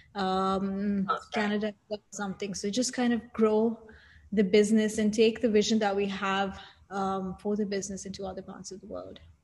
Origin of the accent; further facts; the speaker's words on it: Saudi Arabia; moved away as an adult; also born or lived in India (parents); now in Dubai, United Arab Emirates; I was born and raised in Saudi Arabia.